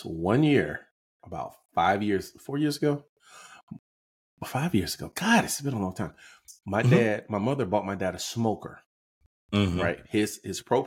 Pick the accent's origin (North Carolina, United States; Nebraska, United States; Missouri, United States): North Carolina, United States; I was raised in North Carolina.